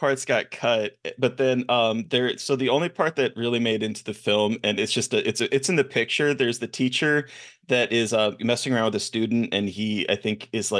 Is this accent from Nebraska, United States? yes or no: yes; Omaha, Nebraska, United States; I'm from Omaha.